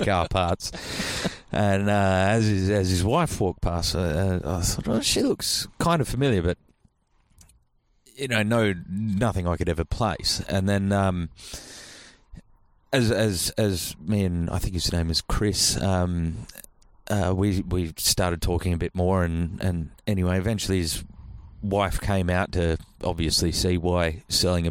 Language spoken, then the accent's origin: English; Albany, Western Australia, Australia; I'm from Albany